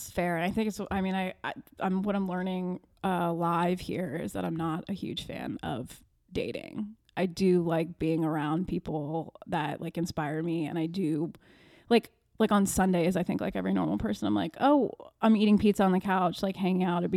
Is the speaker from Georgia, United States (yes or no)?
no; Virginia, United States; I'm from Virginia.